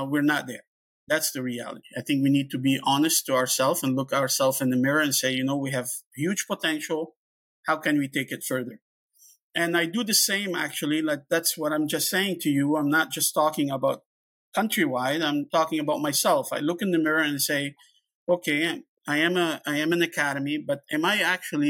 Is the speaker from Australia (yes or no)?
no; Canada